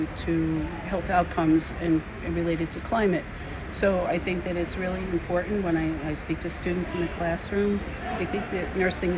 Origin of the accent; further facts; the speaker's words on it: New Jersey, United States; I'm from New Jersey in the United States.